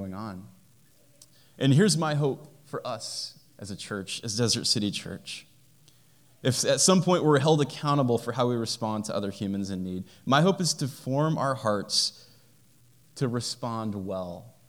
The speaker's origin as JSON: {"language": "English", "country": "United States", "said": "I'm an American and happy to be an American"}